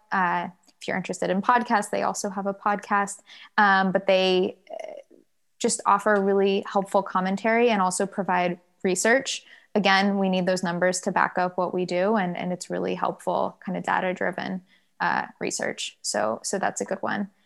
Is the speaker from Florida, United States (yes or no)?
no; Durham, North Carolina, United States; also born or lived in Virginia; I grew up in Durham, North Carolina